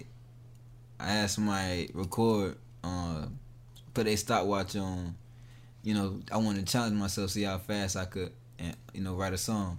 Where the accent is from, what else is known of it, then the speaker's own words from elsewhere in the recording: Durham, North Carolina, United States; I've been in Durham for shit since second grade, back and forth. I never claimed to be a Raleigh